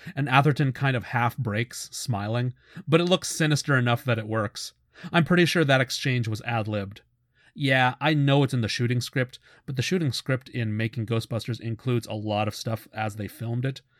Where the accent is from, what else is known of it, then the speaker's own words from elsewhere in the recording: Canada; I'm Canadian